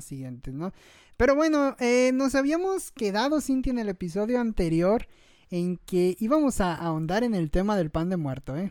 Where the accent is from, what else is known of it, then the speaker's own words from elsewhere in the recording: Mexico; lo que nos representa como mexicanos